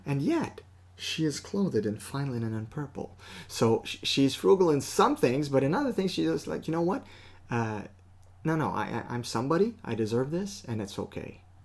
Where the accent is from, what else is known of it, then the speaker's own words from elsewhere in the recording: Canada; we're Canadian